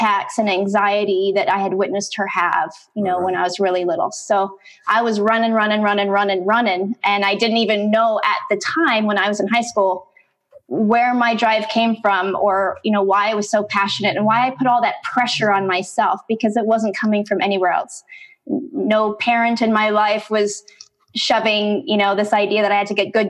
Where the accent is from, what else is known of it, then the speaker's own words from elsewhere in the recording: Canada; now in San Diego, United States; I'm actually from Canada. I'm Canadian, living in San Diego right now